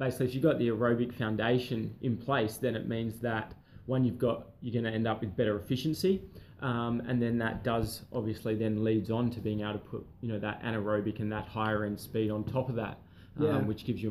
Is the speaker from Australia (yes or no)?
yes; Adelaide, South Australia, Australia; born and bred in Adelaide, and yeah, grew up originally